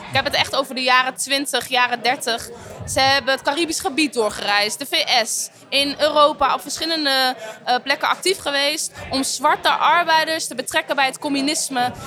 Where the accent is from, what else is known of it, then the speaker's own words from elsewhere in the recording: Netherlands; ik ben niet Surinaams, maar ik ben opgegroeid in Nederland